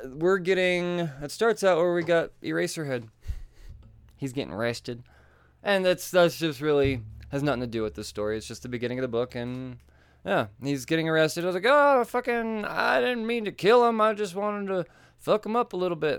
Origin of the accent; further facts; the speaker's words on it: Colorado, United States; I'm from Colorado